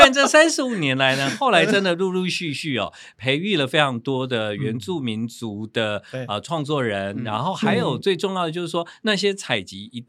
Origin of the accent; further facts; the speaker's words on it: Taiwan; 对我们台湾人来说呢，是非常在我们生活里面的一个发行了。